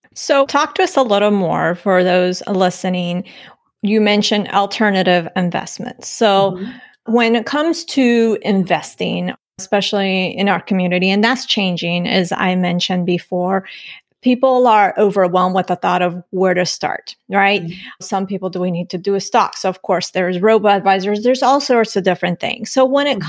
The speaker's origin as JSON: {"language": "English", "country": "Colombia", "said": "I'm from Colombia."}